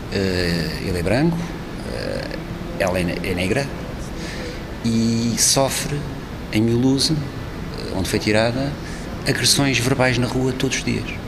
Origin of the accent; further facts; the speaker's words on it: Portugal; sou português